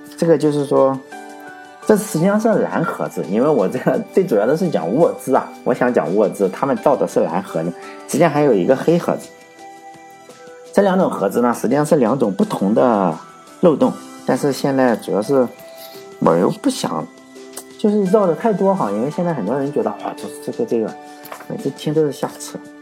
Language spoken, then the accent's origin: Chinese; Laiwu, Shandong, China; 像我老家是莱芜